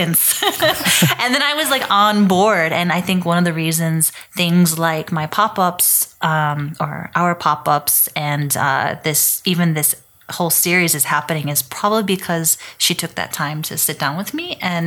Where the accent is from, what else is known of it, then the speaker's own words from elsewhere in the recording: La Habra, California, United States; I grew up in La Habra, California. It is in northern Orange County